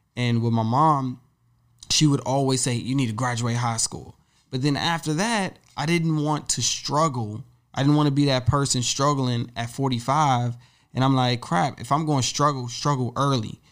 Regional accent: Woodbridge, Virginia, United States; moved away as an adult; now in New York City, United States; I grew up in Woodbridge, Virginia

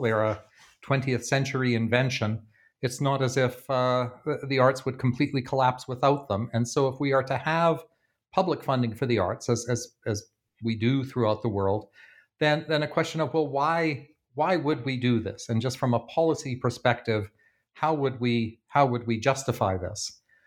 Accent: Canada; now in Bloomington, United States; my home country of Canada

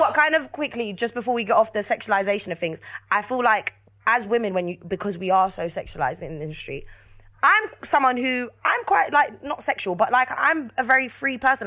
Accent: London, United Kingdom; I'm from South London.

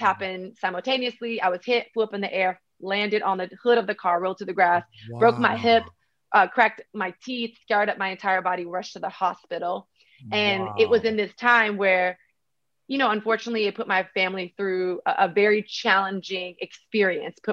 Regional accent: Miami, Florida, United States; I'm actually from Miami, Florida, 305 all the way.

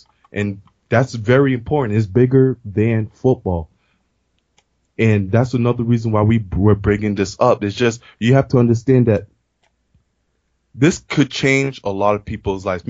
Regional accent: Boston, Massachusetts, United States; I'm born and raised in Boston

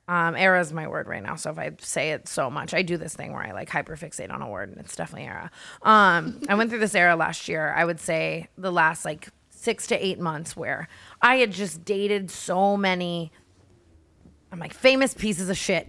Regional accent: Las Vegas, Nevada, United States; now in Los Angeles, United States; I grew up in Vegas

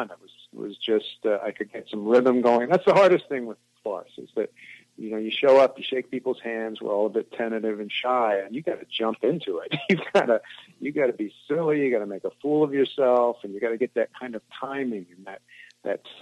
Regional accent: India; also born or lived in Indonesia / Africa; So we grew, I grew up in India, Indonesia, and Africa

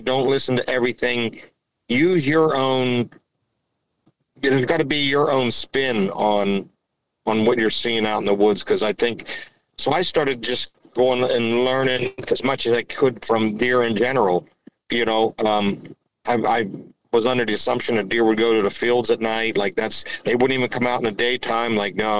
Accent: Pittsburgh, Pennsylvania, United States; I grew up near Pittsburgh and just in that area and in the northern woods a little bit.

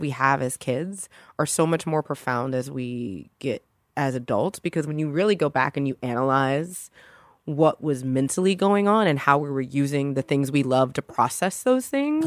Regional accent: Louisiana, United States; I'm from Louisiana

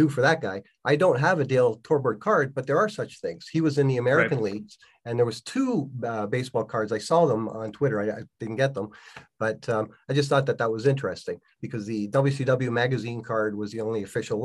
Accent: Toronto, Ontario, Canada; As a kid growing up in Scarborough, Ontario

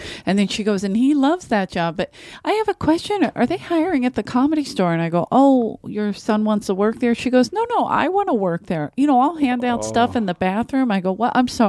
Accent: Philadelphia, Pennsylvania, United States; Love it. I'm from Philly. What's up?

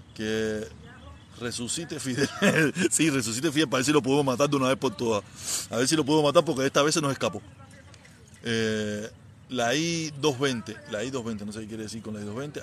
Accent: Havana, Cuba; moved away as an adult; now in Miami, United States; yo soy de La Habana, soy nacido y criado en El Vedado

